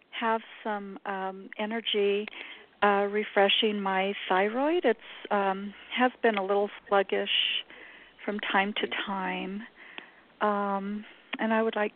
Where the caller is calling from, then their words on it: New Mexico, United States; Hi, uh, I'm from New Mexico.